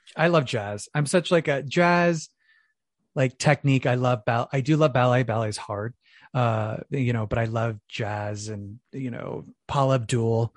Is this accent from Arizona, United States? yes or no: yes; Phoenix, Arizona, United States; I'm originally from Phoenix, Arizona, so I'm from the Valley of the Sun